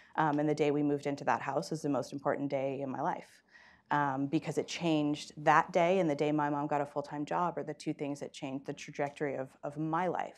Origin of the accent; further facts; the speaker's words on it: East Palo Alto, California, United States; I was born and raised in East Palo Alto, California